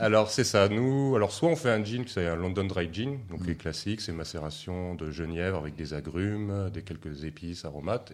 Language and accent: French; Seine-et-Marne, Île-de-France, France; Moi, j'ai grandi en Seine-et-Marne aussi, au milieu des champs de blé de betterave.